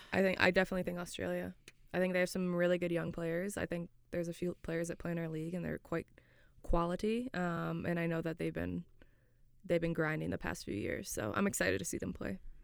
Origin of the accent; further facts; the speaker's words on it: Florida, United States; moved away as an adult; now in Scotland; I'm from Florida